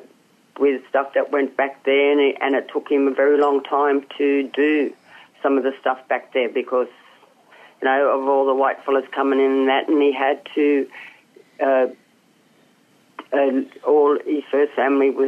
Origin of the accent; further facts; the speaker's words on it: Moree, New South Wales, Australia; I was born in the Aboriginal McMaster Ward, that's in Moree, at the hospital.